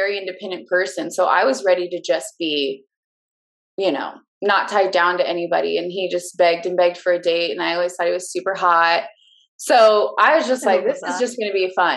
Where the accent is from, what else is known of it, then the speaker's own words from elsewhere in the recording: Southlake, Texas, United States; also born or lived in Keller, Texas; I grew up in Southlake, a town over, and always wanted to get out of here.